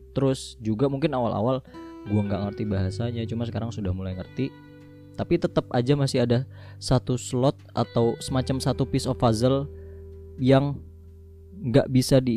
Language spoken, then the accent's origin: Indonesian; Jakarta, Indonesia; now in Jember, Indonesia; sama halnya kayak kayak gue orang Jakarta dulu yang ngecengin orang-orang Jawa karena gini perbedaan kultur dan budaya di Jakarta dan di Jember itu luar biasa berbeda